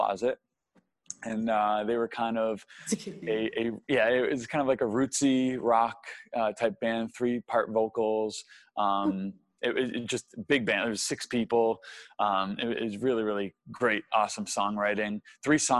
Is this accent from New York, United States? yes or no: yes; Syracuse, New York, United States; moved away as an adult; also born or lived in Arizona; growing up in Syracuse, New York, I was a Northeastern guy